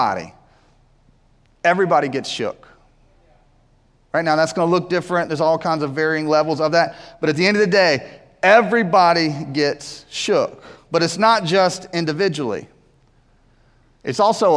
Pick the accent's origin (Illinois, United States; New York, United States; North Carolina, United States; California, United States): North Carolina, United States; Winston-Salem; we grew up in Winston-Salem